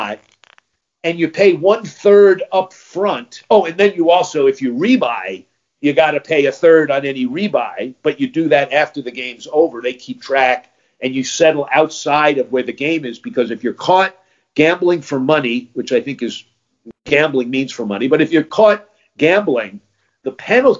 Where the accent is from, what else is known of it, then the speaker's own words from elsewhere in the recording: United States; as an American